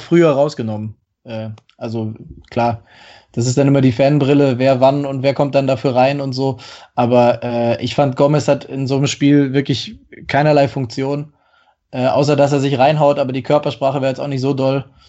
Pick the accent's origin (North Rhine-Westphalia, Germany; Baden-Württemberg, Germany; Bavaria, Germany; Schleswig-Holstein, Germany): Baden-Württemberg, Germany; Stuttgart; moved away as an adult; also born or lived in Hamburg; now in Munich, Germany; ich bin äh, in, zwar in Hamburg geboren, aber relativ früh in der Jugend dann äh, in die Umgebung Stuttgart äh, gezogen